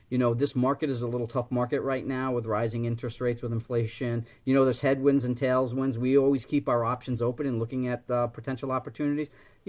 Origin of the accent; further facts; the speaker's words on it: New England, United States; I'm a Dolphin fan because I grew up in New England.